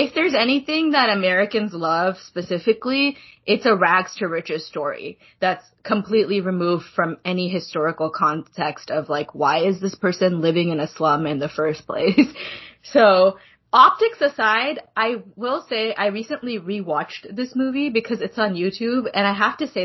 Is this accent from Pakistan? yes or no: yes; Pakistan; moved away; I'm from Pakistan.